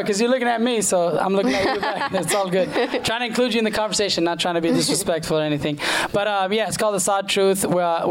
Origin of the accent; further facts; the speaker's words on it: Kuwait; moved away as an adult; also born or lived in Cyprus; now in United States; I lived in Kuwait till I was 18.